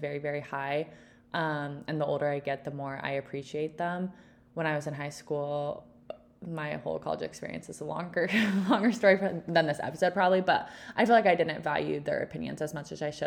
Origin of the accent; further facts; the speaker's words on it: Texas, United States; moved away as an adult; also born or lived in Utah; I grew up in Texas, just like Ellie.